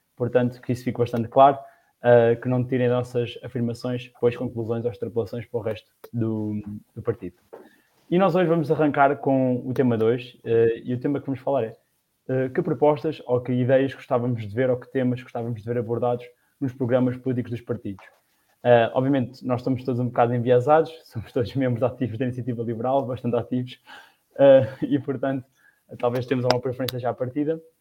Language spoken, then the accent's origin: Portuguese; Batalha, Leiria District, Portugal; also born or lived in Lisbon; sou da Batalha e neste momento trabalho em Lisboa